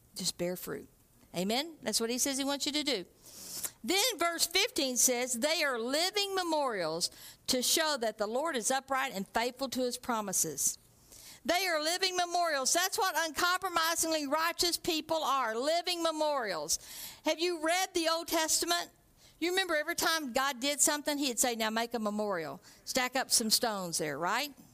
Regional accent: Texarkana, United States; moved away; David and I grew up in Texarkana

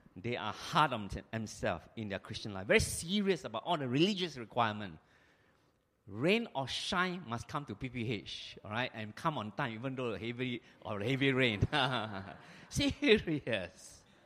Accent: Singapore; I'm a Singaporean

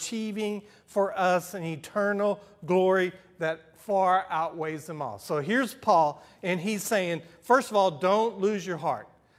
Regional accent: Houston, Texas, United States; I grew up in Houston

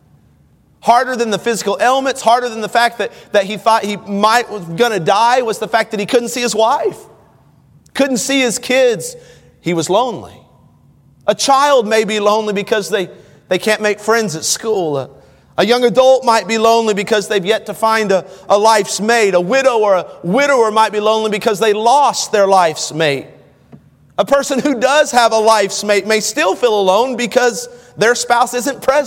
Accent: United States; As an American

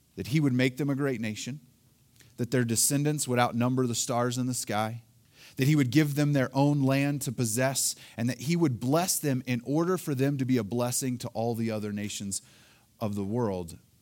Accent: Oklahoma, United States; now in Colorado, United States; Elaine and I, we are both originally from Oklahoma

